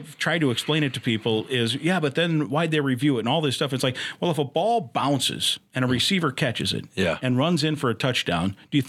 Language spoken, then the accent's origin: English; Iowa, United States; I grew up in Iowa